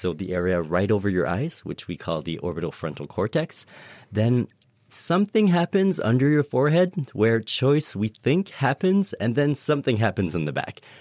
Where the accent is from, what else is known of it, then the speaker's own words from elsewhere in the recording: Canada; moved away as an adult; now in Cambridge, United Kingdom; I am French Canadian, uh, so I immigrated here to study decision-making and economics in the brain